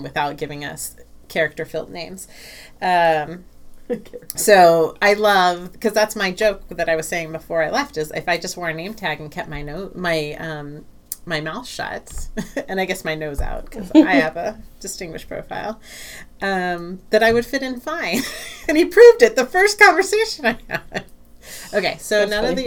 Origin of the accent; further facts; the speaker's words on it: United States; being an American